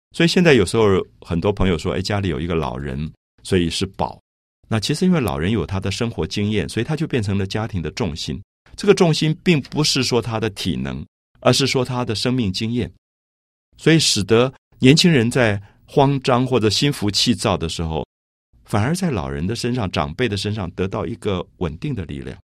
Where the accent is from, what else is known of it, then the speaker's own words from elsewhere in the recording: Taipei, Taiwan; 我记得我小时候在台北的大龙洞这个社区